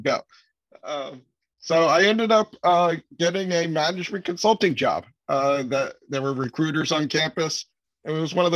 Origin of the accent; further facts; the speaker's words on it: Florida, United States; moved away as an adult; also born or lived in New York / Philadelphia / Taiwan (parents) / Massachusetts; I was born in New York. Grew up there for a few years, moved to Philadelphia, but primarily grew up in Florida, in the Orlando and Sarasota areas from like fourth grade on, graduated from high school down there